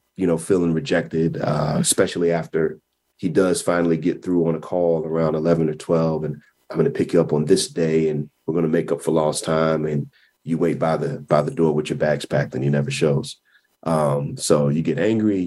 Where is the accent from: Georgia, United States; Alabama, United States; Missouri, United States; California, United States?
Missouri, United States; Kansas City; I was born in Kansas City, Missouri